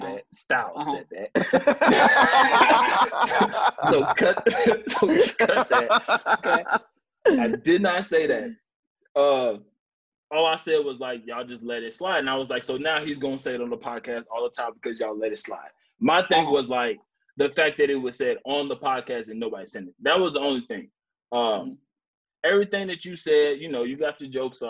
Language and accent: English; the South, United States; I'm from the South, and I wasn't around no Mexicans. My whole neighborhood growing up was literally niggas and Mexicans.